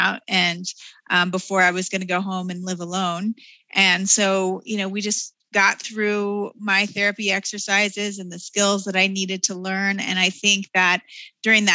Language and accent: English; Denver, Colorado, United States; in my hometown, my backyard